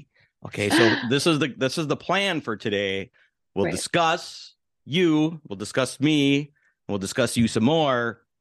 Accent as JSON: {"language": "English", "town": "Milwaukee", "region": "Wisconsin", "country": "United States", "tie": "born or raised there", "said": "Well, I grew up in Milwaukee."}